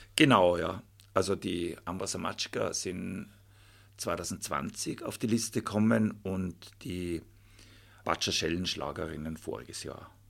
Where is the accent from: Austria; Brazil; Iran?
Austria; Volders, Tyrol; ich bin ja in Folders aufgewachsen